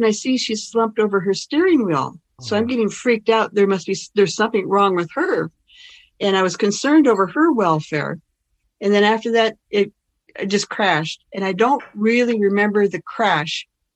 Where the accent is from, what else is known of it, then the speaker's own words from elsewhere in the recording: Olympia, Washington, United States; Olympia is my hometown